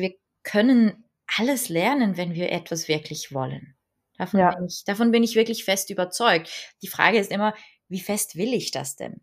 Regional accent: Switzerland; bei uns in der Schweiz

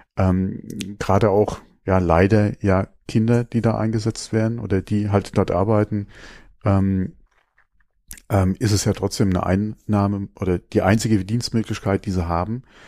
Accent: Germany; bei uns in Deutschland

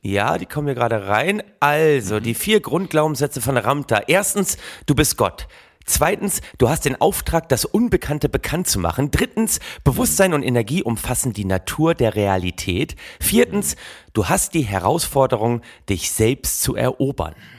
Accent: Oldenburg, Lower Saxony, Germany; gebürtiger Oldenburger nah an Ostfriesland

